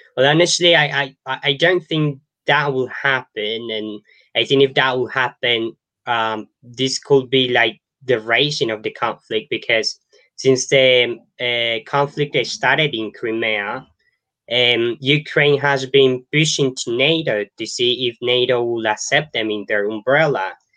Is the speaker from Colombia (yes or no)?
yes; Colombia; I was born in Colombia and I grew up in Colombia